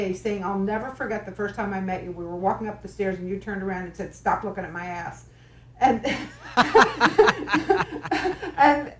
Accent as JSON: {"language": "English", "region": "New Jersey", "country": "United States", "tie": "born or raised there", "moved": "yes", "said": "I grew up in New Jersey."}